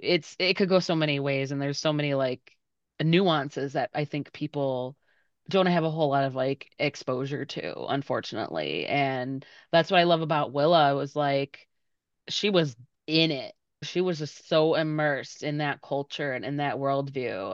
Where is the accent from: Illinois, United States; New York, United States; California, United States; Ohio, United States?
Illinois, United States; Berwyn; I grew up in Berwyn